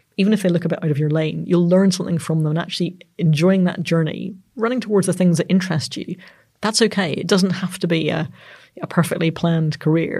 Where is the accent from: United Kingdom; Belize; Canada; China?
United Kingdom; Northern Ireland; I'm Northern Irish